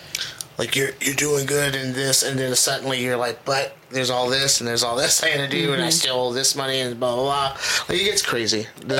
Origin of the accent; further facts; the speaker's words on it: Gary, Indiana, United States; also born or lived in East Chicago, Indiana / South Carolina / Merrillville, Indiana / Crown Point, Indiana; I'm originally from, I was born in East Chicago. Okay. Then moved to Gary. And then went to high school, all that, graduated from Westside. Left, went to South Carolina.